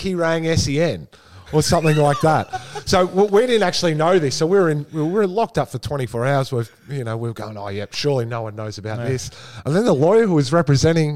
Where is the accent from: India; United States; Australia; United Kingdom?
Australia; Essendon, Victoria; I grew up in Essendon